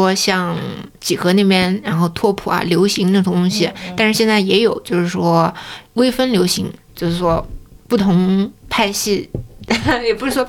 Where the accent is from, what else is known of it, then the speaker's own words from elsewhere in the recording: Hefei, Anhui, China; moved away as an adult; also born or lived in United States; 因为我是合肥人嘛，所以我一直都在妈妈身边。